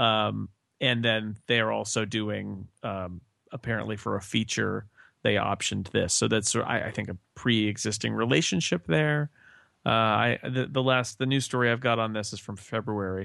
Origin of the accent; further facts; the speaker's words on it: California, United States; And I'm from California.